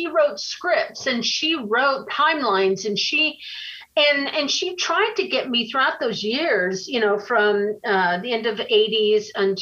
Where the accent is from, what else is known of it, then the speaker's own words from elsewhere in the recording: Los Angeles, California, United States; I was raised here in Hollywood